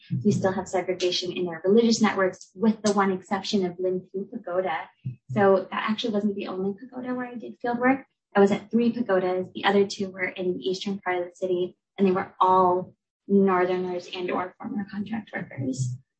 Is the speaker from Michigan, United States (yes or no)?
no; Southern California, United States; So I grew up in Southern California, right, which is another site of a really large Vietnamese American community